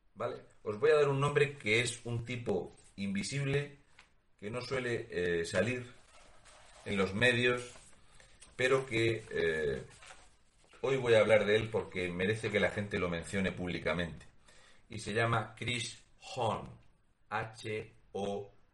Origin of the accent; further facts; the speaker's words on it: Spain; Porque somos españoles